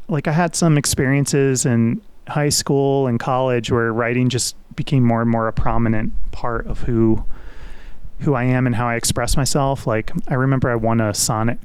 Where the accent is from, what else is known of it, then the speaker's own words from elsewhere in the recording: Westchester County, New York, United States; also born or lived in Brooklyn, New York; I was born in Brooklyn and lived in a couple different towns in Westchester County, kind of in grade school.